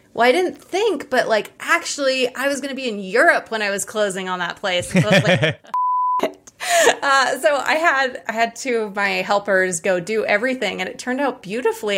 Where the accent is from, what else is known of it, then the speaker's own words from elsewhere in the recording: Hawaii, United States; I'm from Hawaii